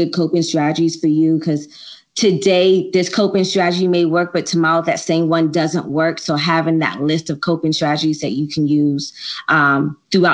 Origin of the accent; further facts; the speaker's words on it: Jamaica; I'm Jamaican